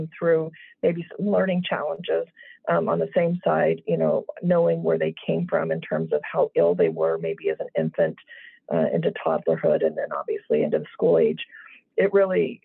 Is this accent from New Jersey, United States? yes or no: no; Las Vegas, Nevada, United States; moved away; I grew up in Las Vegas in a household of teachers